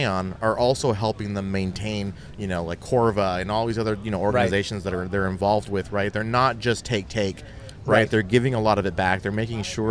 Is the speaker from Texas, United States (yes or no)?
no; San Diego, California, United States; now in Orange County, United States; I grew up in San Diego